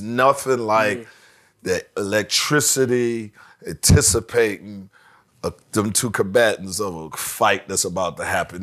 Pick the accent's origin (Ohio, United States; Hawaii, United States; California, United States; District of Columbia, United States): District of Columbia, United States; Washington; I'm from Washington D.C.